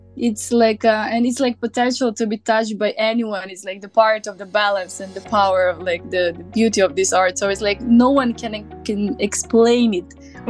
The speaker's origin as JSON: {"language": "English", "town": "Bitola", "country": "North Macedonia", "second_language": "English", "moved": "as an adult", "lives_now": "Zagreb, Croatia", "said": "I'm from Bitola, and, and like in Bitola we're speaking differently"}